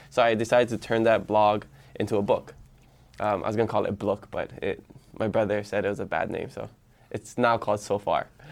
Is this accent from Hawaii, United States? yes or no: yes; Hawaii Island, United States; first language Hawaiian; English is a second language; also born or lived in Hilo; for middle school and high school, I went to Kekula Onava Hill Colonial Pool in Kael on, um, Hawaii Island